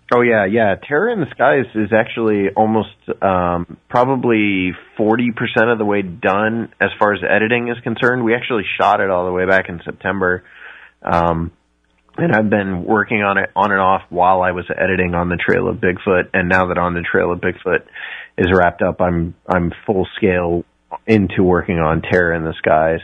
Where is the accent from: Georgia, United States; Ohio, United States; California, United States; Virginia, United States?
Ohio, United States; I grew up in Ohio, so I'm I'm in the Midwest